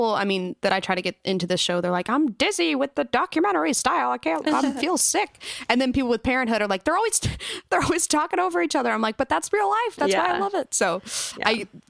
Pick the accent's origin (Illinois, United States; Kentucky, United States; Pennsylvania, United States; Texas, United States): Texas, United States; Fort Worth; we grew up in Fort Worth, which is not like a small town in Texas, but I saw cows on the way to school.